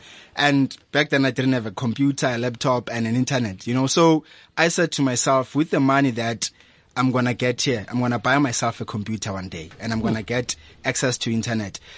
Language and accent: English; Daveyton, Gauteng, South Africa; I'm from Hulwazi Secondary School in Davidton. That's where I come from.